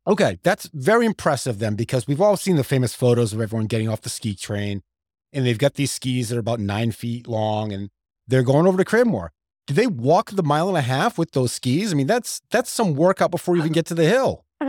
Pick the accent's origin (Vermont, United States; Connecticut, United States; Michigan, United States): Vermont, United States; Stowe; also born or lived in North Conway, New Hampshire; I grew up in Stowe somewhat